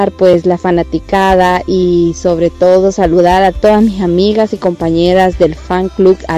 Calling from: Honduras; estamos muy alegres desde el corazón de Centroamérica, Honduras.

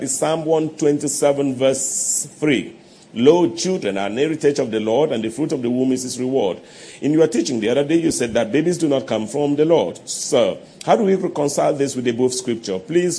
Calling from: Umuahia, Abia, Nigeria; I'm watching from Umuahia Abia State.

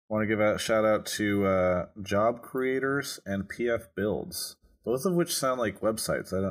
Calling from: Los Angeles, California, United States; Uh, calling from L.A.

